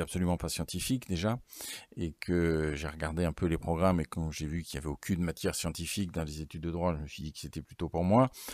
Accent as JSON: {"language": "French", "town": "Alençon", "region": "Normandy", "country": "France", "tie": "born or raised there", "also_born_or_lived": "Bayeux / Caen", "said": "je ne suis pas originaire de l'Orne ni, euh, d'Alençon"}